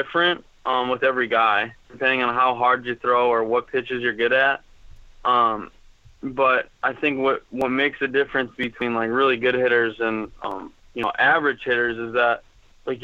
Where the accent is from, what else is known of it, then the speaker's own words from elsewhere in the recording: Wisconsin, United States; I was from Wisconsin